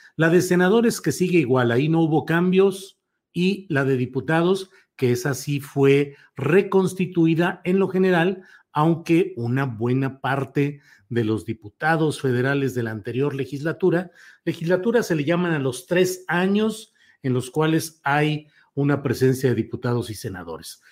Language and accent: Spanish; Torreón, Coahuila, Mexico; moved away; mi tierra natal, Torreón, Coahuila